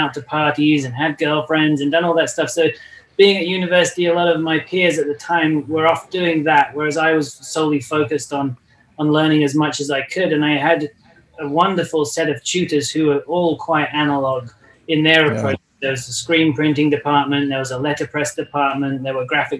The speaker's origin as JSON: {"language": "English", "region": "England", "country": "United Kingdom", "moved": "yes", "lives_now": "Los Angeles, United States", "said": "I come from England, currently live in Los Angeles"}